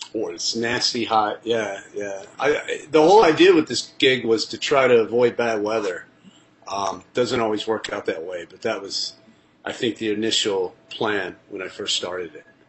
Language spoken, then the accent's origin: English; Nashville, Tennessee, United States; also born or lived in Colombia / Los Angeles; now in New York City, United States; Nashville, my hometown or close to my hometown